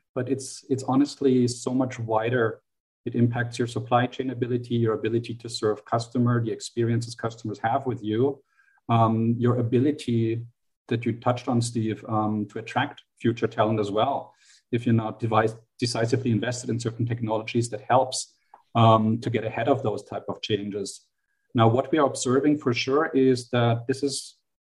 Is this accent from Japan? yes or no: no; Germany; accent: German; English is a second language; moved away; my German accent gives me away, I have an upbringing, an educational upbringing in Germany.